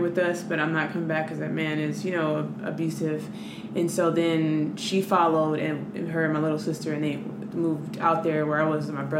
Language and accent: English; Los Angeles, California, United States; But no, I'm from Los Angeles, California.